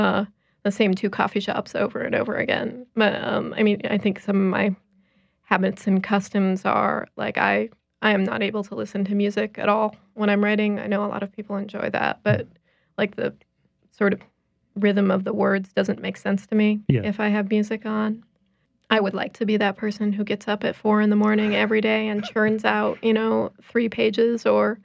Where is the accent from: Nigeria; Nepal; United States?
United States; Chicago, Illinois; moved away; I am originally from Chicago